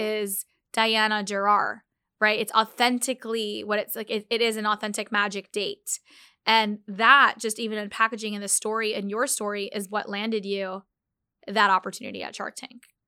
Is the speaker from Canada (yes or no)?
no; United States; I'm Muslim Pakistani. And I think growing up, in America